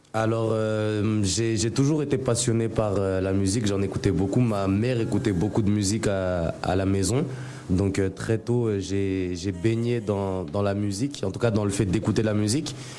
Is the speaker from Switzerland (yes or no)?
no; Mayotte; moved away as an adult; also born or lived in Strasbourg / Nancy; now in Abidjan, Côte d'Ivoire; je suis né à Strasbourg, mais du coup, je suis arrivé à, à Mayotte à, 5 ans. Je suis arrivé à Mayotte. Donc, j'ai grandi euh, à Mayotte jusqu'à avoir mon bac.